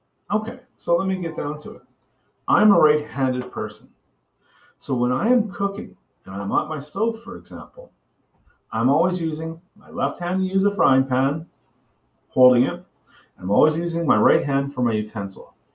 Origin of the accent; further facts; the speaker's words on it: Bedford, Nova Scotia, Canada; I grew up in Bedford, Nova Scotia